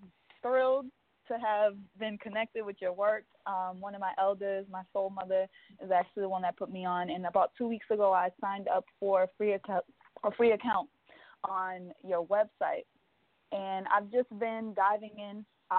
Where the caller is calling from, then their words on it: New York City, New York, United States; I'm actually calling from Brooklyn, but the number is definitely a DC number.